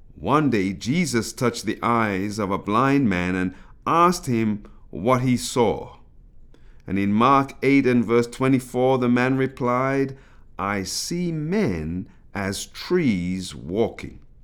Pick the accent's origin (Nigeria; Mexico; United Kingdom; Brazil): United Kingdom; accent: British; my British accent emerging from the mouth of an African Caribbean